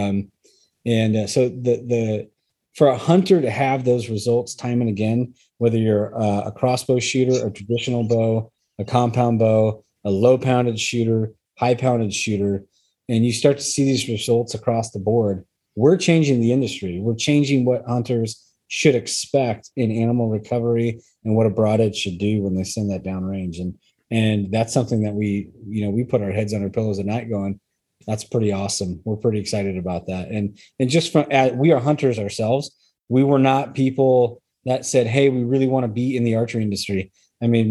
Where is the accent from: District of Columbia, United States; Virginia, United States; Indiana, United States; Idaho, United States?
Idaho, United States; We're from Idaho.